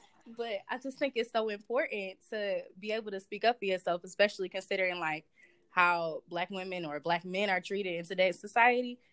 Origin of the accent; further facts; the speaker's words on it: Southfield, Michigan, United States; I'm from Southfield, Michigan, and I go to the University of Michigan.